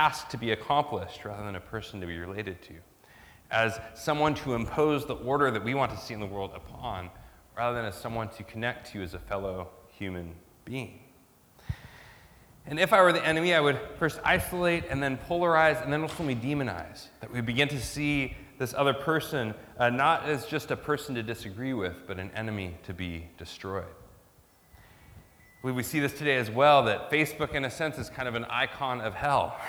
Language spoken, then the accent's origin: English; United States; now in Australia; my home country, like kind of American individualism, right? Kind of the ideology of where I come from